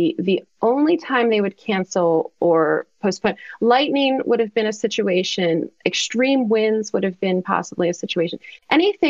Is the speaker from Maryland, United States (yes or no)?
yes; Maryland, United States; I'm from Maryland